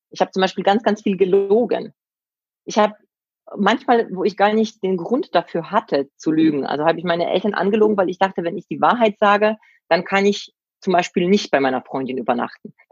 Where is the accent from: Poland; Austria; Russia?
Poland; Silesian Voivodeship; now in Germany; Wir sind in Oberschlesien ähm, aufgewachsen. Das war ja vor dem Krieg, war das ja Deutschland.